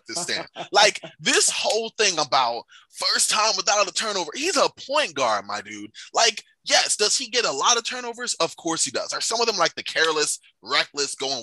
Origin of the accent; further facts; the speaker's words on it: New York, United States; now in Arizona, United States; I'm a native New Yorker